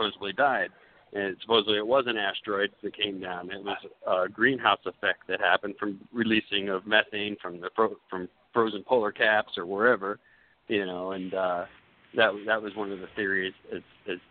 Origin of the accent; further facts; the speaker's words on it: Florida, United States; I grew up in Florida, and I go to the beach, the same beach for 22 years